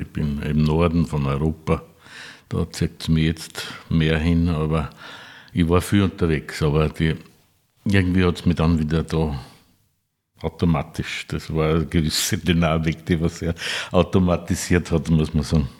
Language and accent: German; Neukirchen an der Enknach, Upper Austria, Austria; Ich bin aus Neukirchen an der Enknach.